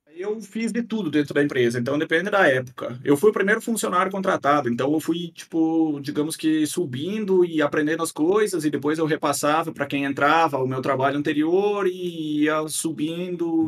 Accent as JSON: {"language": "Portuguese", "town": "Guarujá do Sul", "region": "Santa Catarina", "country": "Brazil", "tie": "born or raised there", "said": "Nascido e criado aqui"}